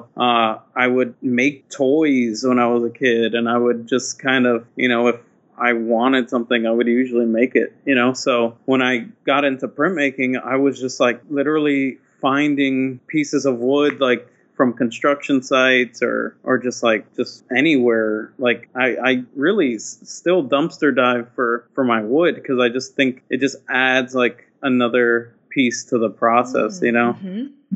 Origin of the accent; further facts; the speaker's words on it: New Brunswick, New Jersey, United States; I grew up in New Brunswick, New Jersey, which is basically a college town in a way